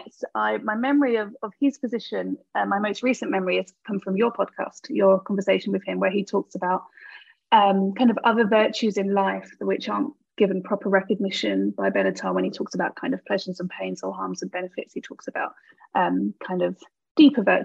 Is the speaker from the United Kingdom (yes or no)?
yes; United Kingdom; I'm a British philosopher. I'm based at the University of Birmingham in the UK